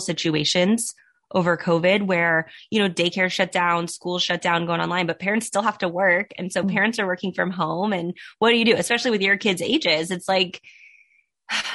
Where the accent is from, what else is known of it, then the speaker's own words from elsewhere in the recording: Southern California, United States; Born and raised in Southern California